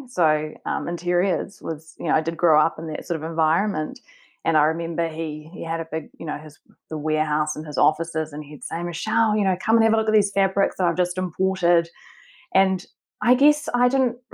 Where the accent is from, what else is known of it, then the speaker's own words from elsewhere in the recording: Auckland, New Zealand; I grew up in Auckland in New Zealand.